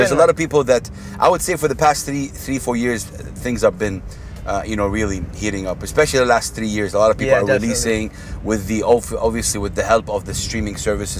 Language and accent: English; Jeddah, Makkah Province, Saudi Arabia; now in Dubai, United Arab Emirates; if I say Jeddah, which is my hometown